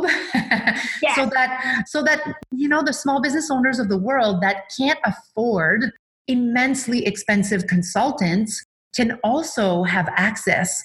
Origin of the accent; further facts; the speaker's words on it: Quebec City, Quebec, Canada; also born or lived in British Columbia; now in Vancouver Island, Canada; I'm originally from Quebec City, and I moved to BC about 24 years ago